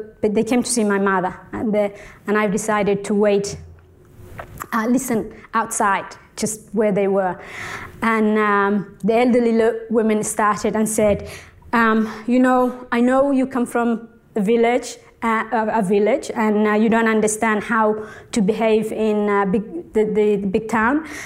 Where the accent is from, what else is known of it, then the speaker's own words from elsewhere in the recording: Somalia; now in Australia; born in Somalia near the border with Ethiopia.